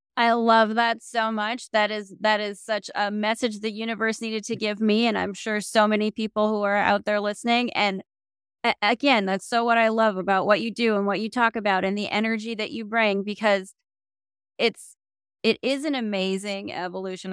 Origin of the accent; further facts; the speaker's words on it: South Dakota, United States; I come from South Dakota. I know what tiny little town and limited options on the ground looks like